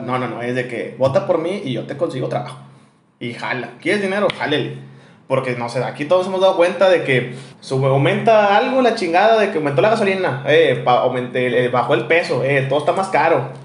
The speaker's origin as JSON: {"language": "Spanish", "town": "Monterrey", "region": "Nuevo León", "country": "Mexico", "accent": "regio"}